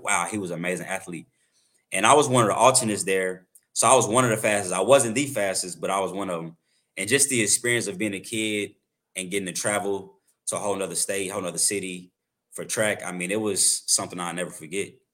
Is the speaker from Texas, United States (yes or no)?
yes; Arlington, Texas, United States; also born or lived in Waxahachie, Texas; I'm originally from, uh, Wauchatchie, Texas, um, but I grew up in Arlington, so, like, the Dallas area